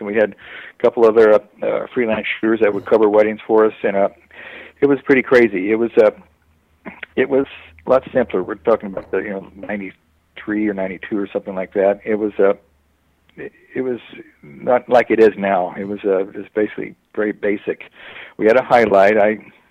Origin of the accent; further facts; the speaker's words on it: San Gabriel Valley, California, United States; also born or lived in Dallas, Texas; now in San Clemente, United States; I've lived in San Gabriel Valley forever